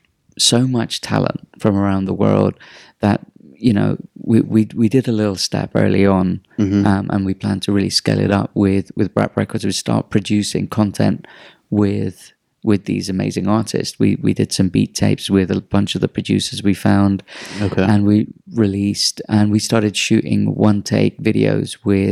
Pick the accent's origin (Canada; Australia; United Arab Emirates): United Arab Emirates; Dubai; It's like, bro, I'm from Dubai. I know where you are.